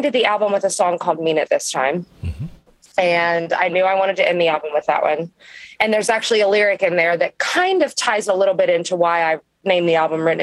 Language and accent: English; Kentucky, United States; I am from Kentucky, you know, we can get a little crazy